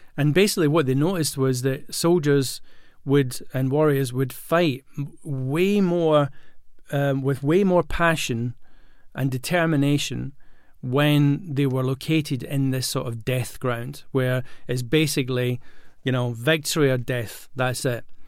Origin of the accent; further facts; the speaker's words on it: Glasgow, Scotland, United Kingdom; moved away; also born or lived in London; I grew up in Glasgow, and when, before I moved to London